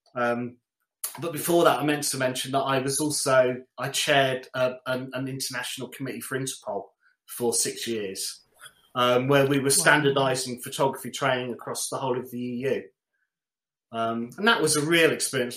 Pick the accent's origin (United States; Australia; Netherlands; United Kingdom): United Kingdom; London; also born or lived in Coventry; I was born in Coventry, moved to London, Wembley, and went to secondary school